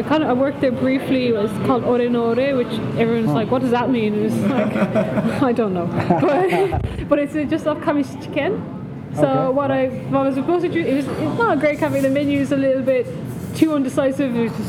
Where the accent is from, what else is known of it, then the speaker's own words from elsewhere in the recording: Ireland; now in Kyoto, Japan; Ireland is mainly, you know, the cafes that are well known or established as cafes, a place to drink good coffee, are all specialty coffee.